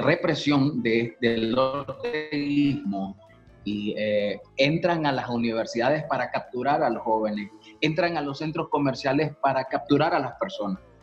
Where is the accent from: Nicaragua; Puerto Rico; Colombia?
Nicaragua; moved away as an adult; also born or lived in Costa Rica; now in San José, Costa Rica; los nicas no tenemos acento